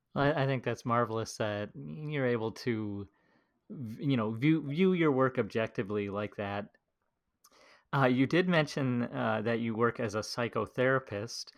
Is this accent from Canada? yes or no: no; United States; as an American